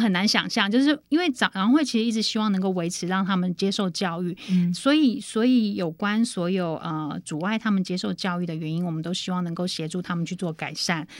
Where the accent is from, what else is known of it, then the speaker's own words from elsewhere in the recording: Taiwan; 我们台湾这么小的一个地方